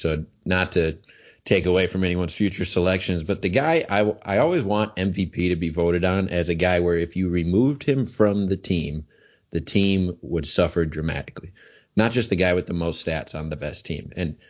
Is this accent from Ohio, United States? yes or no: no; Wisconsin, United States; also born or lived in Chicago area, Illinois; I was born in the Chicago area, so my whole family are still Bears fans. And when I was around 5 years old, we moved up to Wisconsin.